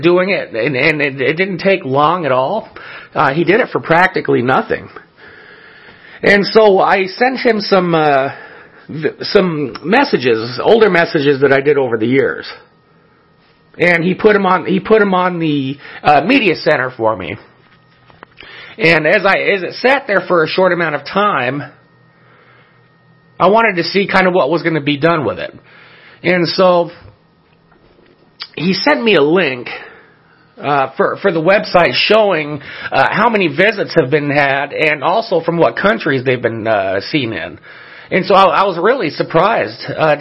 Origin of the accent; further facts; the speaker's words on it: El Monte, California, United States; when I was a child, where I grew up in El Monte, California